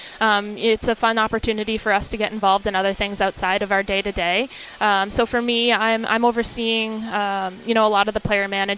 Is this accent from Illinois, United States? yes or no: no; Boston, Massachusetts, United States; I grew up in the Boston area